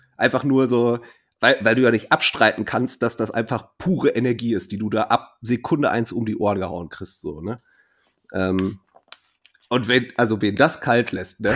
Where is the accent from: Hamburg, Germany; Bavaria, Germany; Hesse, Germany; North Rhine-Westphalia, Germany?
North Rhine-Westphalia, Germany; Ruhr area; bei uns im Pott